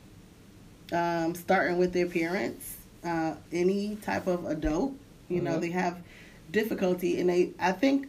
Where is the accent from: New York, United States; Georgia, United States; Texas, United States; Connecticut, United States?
Connecticut, United States; Hartford; moved away as an adult; also born or lived in DMV area; I'm originally from Hartford, Connecticut